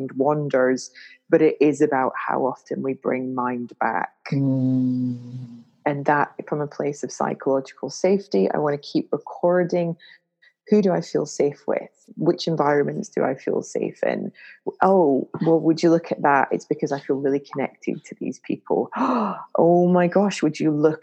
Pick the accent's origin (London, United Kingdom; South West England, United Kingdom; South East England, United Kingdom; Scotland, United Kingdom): Scotland, United Kingdom; Glasgow; I'm a Glaswegian from Scotland